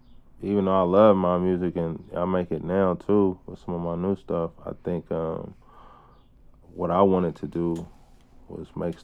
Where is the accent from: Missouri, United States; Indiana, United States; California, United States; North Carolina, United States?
California, United States; Oakland; also born or lived in Berkeley; I grew up in East Oakland.